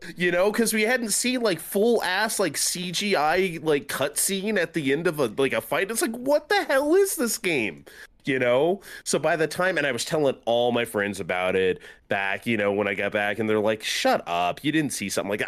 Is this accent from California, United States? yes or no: yes; San Diego, California, United States; I grew up in San Diego